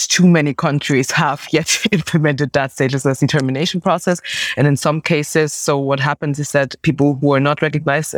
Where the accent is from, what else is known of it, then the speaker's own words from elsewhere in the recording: Munich, Bavaria, Germany; I was born in Germany, my parents came from West Africa to Germany, and then I was born in the country in Munich